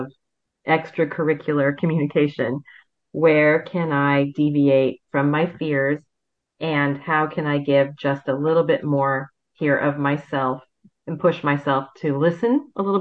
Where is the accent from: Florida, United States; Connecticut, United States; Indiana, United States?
Indiana, United States; Fort Wayne; born or raised there